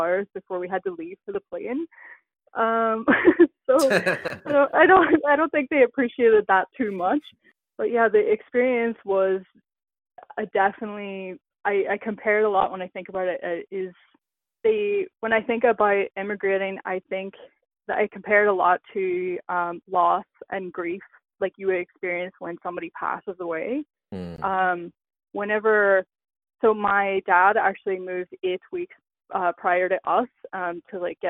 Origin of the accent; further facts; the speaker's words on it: Northern Ireland, United Kingdom; also born or lived in Prince Edward Island, Canada; now in Canada; when I immigrated from Northern Ireland, that's where we landed in PEI